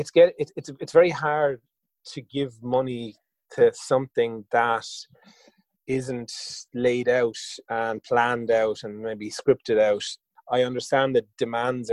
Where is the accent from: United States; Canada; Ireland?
Ireland; Waterford, Munster; I'm from Waterford originally